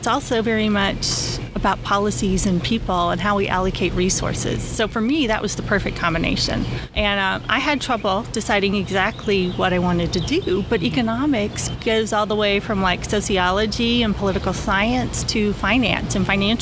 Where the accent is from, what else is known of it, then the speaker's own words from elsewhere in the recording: Mountain Home, Arkansas, United States; also born or lived in Springfield, Missouri / Russellville, Arkansas; I grew up in North Central Arkansas in okay. Mountain Home